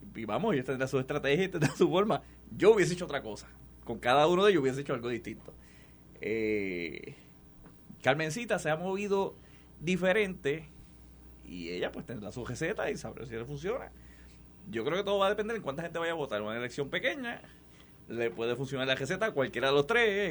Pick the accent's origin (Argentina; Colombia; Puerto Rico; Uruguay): Puerto Rico; yo soy gente de las Marías, de San Sebastián